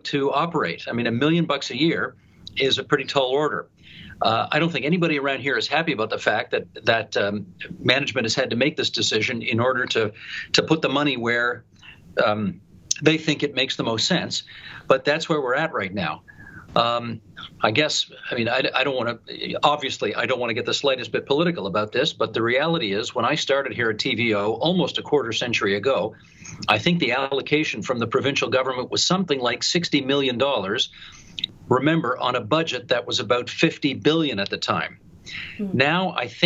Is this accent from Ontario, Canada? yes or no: yes; Ontario, Canada; my most formative years growing up in the province of Ontario